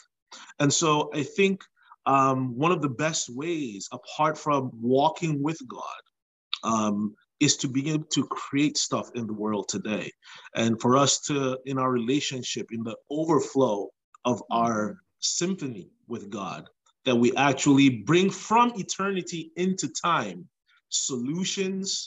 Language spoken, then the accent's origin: English; Nigeria; moved away as an adult; now in United States; So I was born in Nigeria, but when I was just before I turned two, my family moved to the United States. We lived here for about 7 years, and we went back to Nigeria